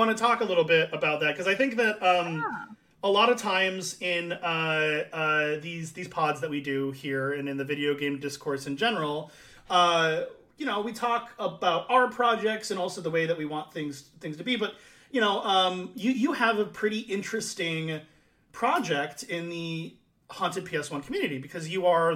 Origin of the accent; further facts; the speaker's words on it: United States; I'm an American